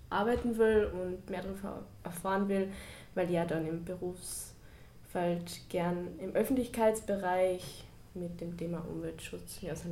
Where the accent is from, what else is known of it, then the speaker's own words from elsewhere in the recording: Carinthia, Austria; now in Vienna, Austria; ich komme aus Kärnten und jetzt auch frisch nach Wien gezogen.